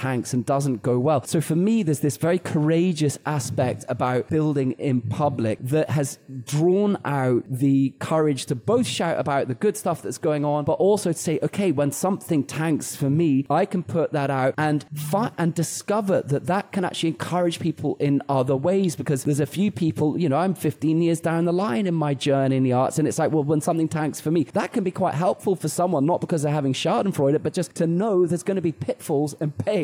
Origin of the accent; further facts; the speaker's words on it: United Kingdom; I'm British